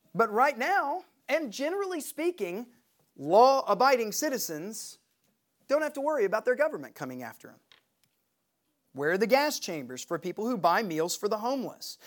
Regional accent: Knoxville, Tennessee, United States; We're from Knoxville.

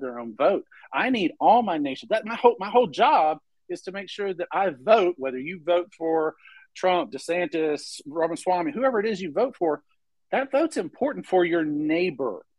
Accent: Memphis, Tennessee, United States; Down here in Memphis, in Tennessee.

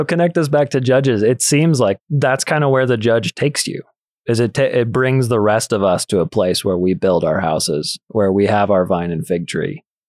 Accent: United States; as an American

